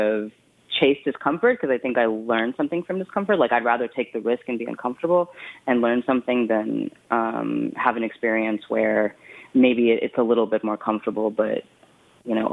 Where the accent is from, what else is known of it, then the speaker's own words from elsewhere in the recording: West Texas, United States; moved away; also born or lived in Brooklyn, New York / Ann Arbor, Michigan; I was born in Brooklyn, and I grew up in West Texas